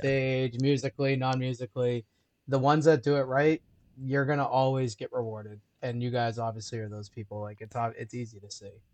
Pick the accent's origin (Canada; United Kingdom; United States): United States; Liverpool, New York; moved away; also born or lived in Syracuse, New York; I'm from Syracuse originally